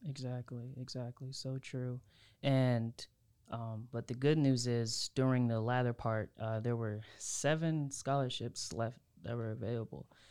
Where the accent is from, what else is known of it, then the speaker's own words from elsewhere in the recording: Havelock, North Carolina, United States; I'm from Havelock